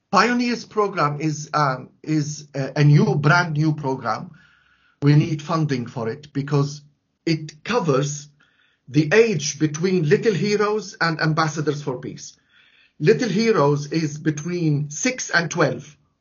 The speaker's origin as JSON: {"language": "English", "town": "Latakia", "region": "Latakia Governorate", "country": "Syria", "tie": "born or raised there", "moved": "yes", "lives_now": "London, United Kingdom", "said": "In my hometown, Latakia"}